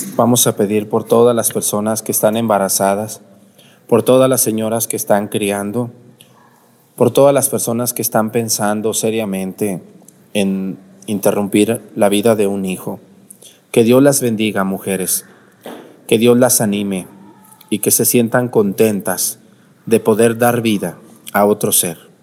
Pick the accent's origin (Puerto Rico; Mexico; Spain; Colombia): Mexico; El Santuario; moved away; mi pueblo